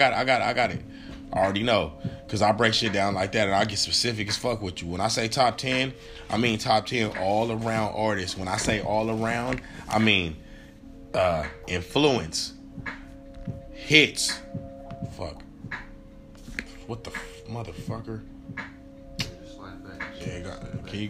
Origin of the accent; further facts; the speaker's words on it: West Coast, United States; because I am from the West Coast, I feel like my shit is a little bit biased.